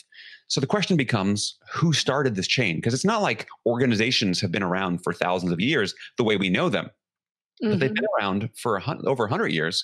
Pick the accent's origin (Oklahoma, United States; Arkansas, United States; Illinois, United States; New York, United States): New York, United States; New York City; I grew up in New York City in the 1970s